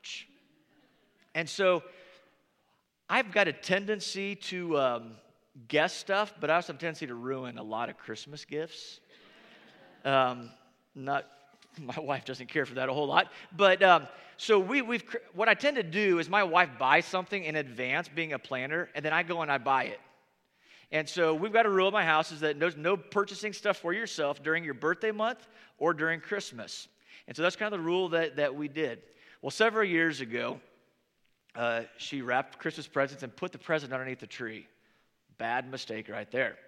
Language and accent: English; Northern Indiana, United States; moved away; growing up in Northern Indiana